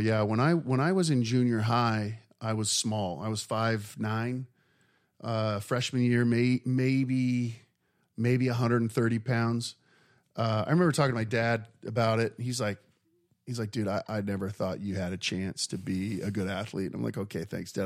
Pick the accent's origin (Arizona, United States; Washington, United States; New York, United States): Arizona, United States; Mesa; born or raised there